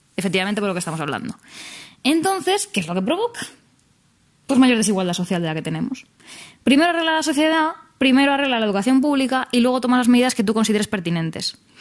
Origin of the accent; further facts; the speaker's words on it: Spain; nuestra incapacidad como sociedad española